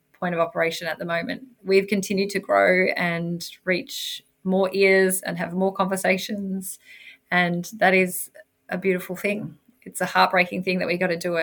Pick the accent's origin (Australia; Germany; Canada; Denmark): Australia; Victoria; I'm from Victoria, so that's just not that far away from where I live